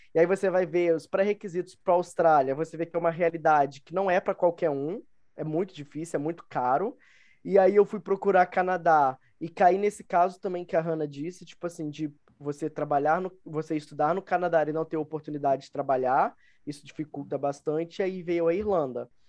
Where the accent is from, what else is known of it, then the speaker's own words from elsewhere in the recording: Rio de Janeiro, Brazil; moved away as an adult; also born or lived in Dublin, Ireland; now in Minas Gerais, Brazil; sou do, do Rio de Janeiro. É, atualmente moro em Minas Gerais